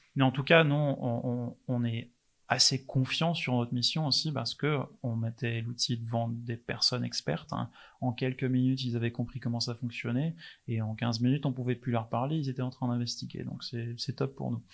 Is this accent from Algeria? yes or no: no; England, United Kingdom; French is a second language; now in Rennes, France; je suis anglais